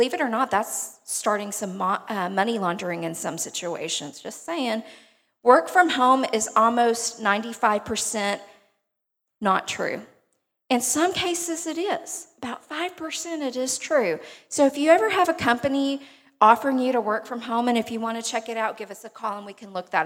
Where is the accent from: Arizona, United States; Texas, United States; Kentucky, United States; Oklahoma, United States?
Texas, United States; Beaumont; accent: twang; I'm originally from Beaumont, if you can't tell from my twang